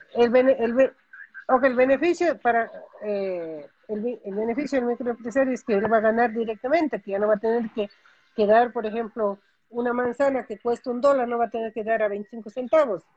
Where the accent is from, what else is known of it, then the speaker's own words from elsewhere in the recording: Ecuador; now in United States; yo como ecuatoriana